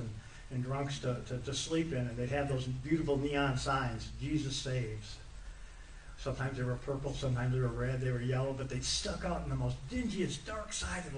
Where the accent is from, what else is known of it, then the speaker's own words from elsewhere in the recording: Wisconsin, United States; moved away as an adult; now in Mississippi, United States; I'm from Wisconsin